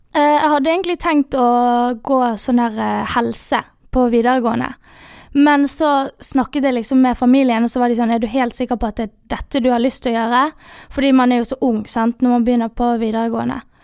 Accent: Bergen, Vestland, Norway; moved away as an adult; also born or lived in Sunnmøre; now in Molde, Norway; Den tidligere skolen jeg gikk på hjemme i Bergen på videregående

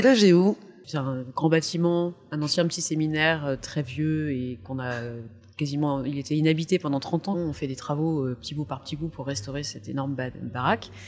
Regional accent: Soissons, Hauts-de-France, France; moved away; also born or lived in Tours; je suis née dans, l'Aisne, à Soissons, dans une famille euh, chrétienne

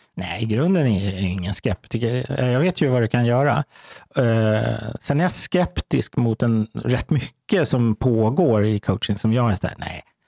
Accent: Stockholm, Stockholm County, Sweden; jag är uppvuxen i Häsbygård

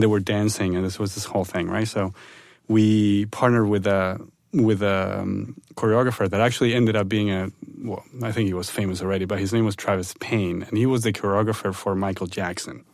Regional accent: Buenos Aires, Argentina; moved away; I'm originally from Argentina, from Buenos Aires

